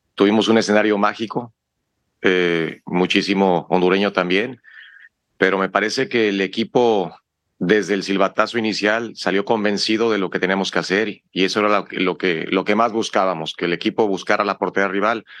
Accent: Mexico; somos mexicanos

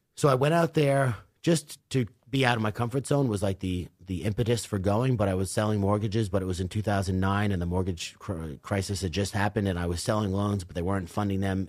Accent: Commack, New York, United States; also born or lived in California; I grew up in Comac in Northport

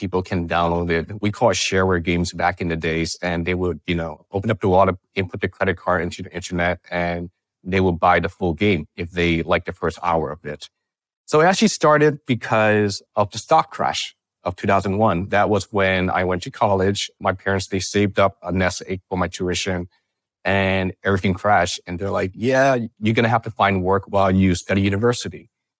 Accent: California, United States; You know, I grew up in the Bay Area. And my parents were immigrants and they worked really hard.

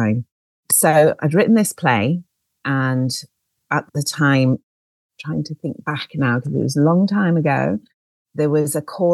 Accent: Liverpool, North West England, United Kingdom; now in London, United Kingdom; I'm originally from Liverpool, as you might be able to hear from my accent.

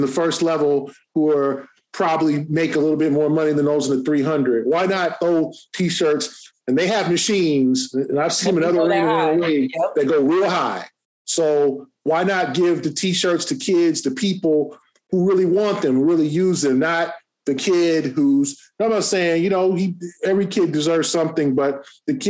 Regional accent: Los Angeles, California, United States; moved away; I grew up

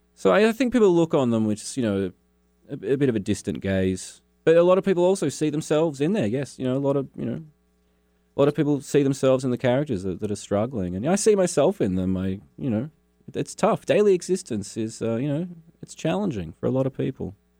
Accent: Launceston, Tasmania, Australia; also born or lived in Hobart, Tasmania; I grew up in Launceston.

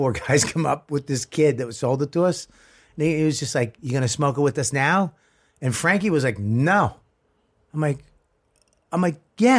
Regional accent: Boston, Massachusetts, United States; also born or lived in South Medford; I never shot one in my hometown.

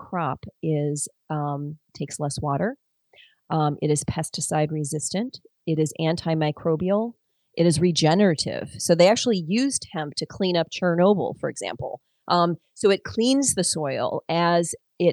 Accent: Detroit, Michigan, United States; I grew up in Detroit

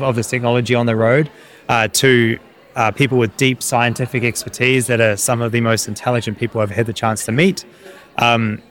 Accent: New Zealand; now in London, United Kingdom; I'm growing up in New Zealand

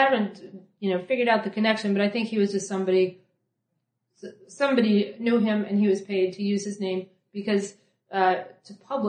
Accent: Emporia, Kansas, United States; born or raised there; now in New York, United States

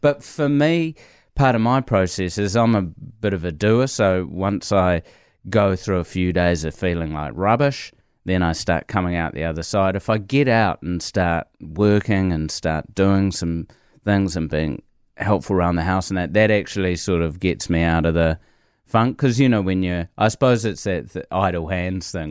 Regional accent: New Zealand; I'm just a Kiwi

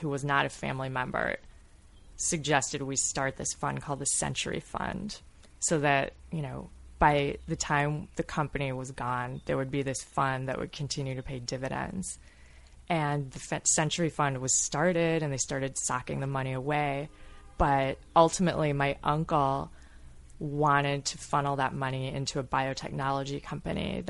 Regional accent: Grosse Pointe, Michigan, United States; so many people that I grew up with in Growth Point

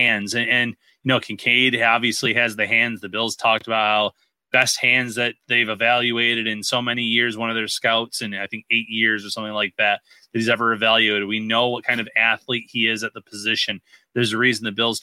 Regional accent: Western New York, United States; we are from Western New York

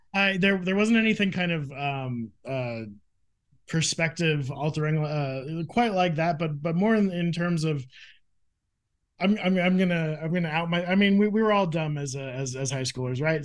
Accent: Phoenix, Arizona, United States; I grew up in Phoenix, Arizona

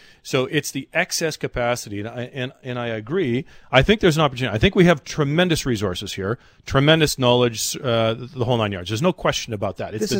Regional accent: Canada; as a Canadian

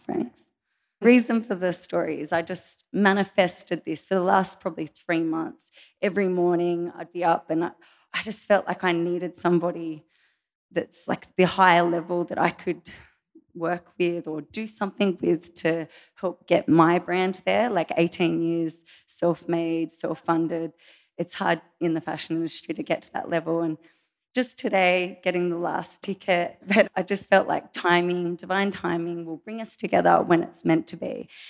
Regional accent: Australia; I am an Australian fashion designer

